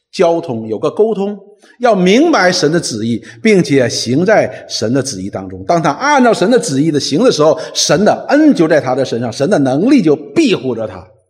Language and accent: Chinese; China; 我们中国人有五千年的文明史